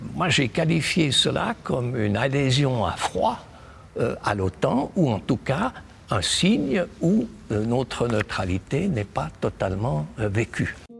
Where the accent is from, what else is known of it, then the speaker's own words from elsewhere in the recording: Switzerland; notre pays